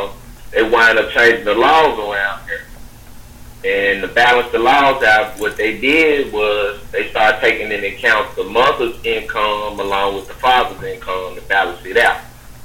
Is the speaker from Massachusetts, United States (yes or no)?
no; Memphis, Tennessee, United States; moved away; back home where I'm from Memphis